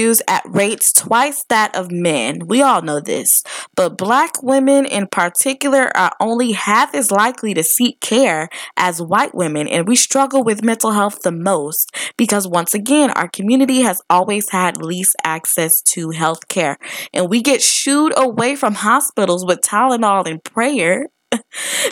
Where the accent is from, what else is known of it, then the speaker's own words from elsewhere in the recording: Detroit, Michigan, United States; growing up in Detroit